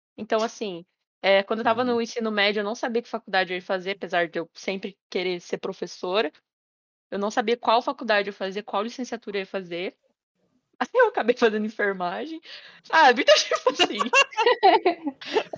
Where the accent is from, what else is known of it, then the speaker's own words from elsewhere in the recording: Paraná, Brazil; moved away; Colégio SESI, lá da minha cidade, né? Lá do Paraná.